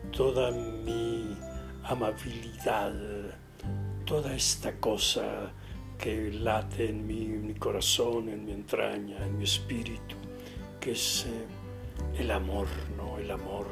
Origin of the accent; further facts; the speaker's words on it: Guasave, Sinaloa, Mexico; moved away; por mi pueblo, Guasave, Sinaloa